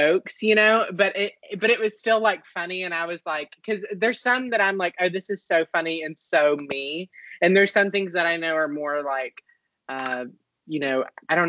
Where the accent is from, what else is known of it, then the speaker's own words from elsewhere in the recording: Shreveport, Louisiana, United States; So I'm from North Louisiana. So I'm from Shreveport